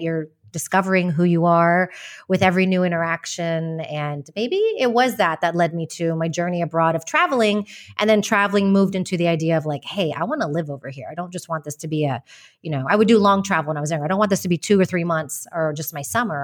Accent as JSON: {"language": "English", "region": "Texas", "country": "United States", "tie": "born or raised there", "also_born_or_lived": "West Virginia / Madrid, Spain", "moved": "as an adult", "lives_now": "Malaga, Spain", "said": "I was born in West Virginia, but I basically grew up in Texas"}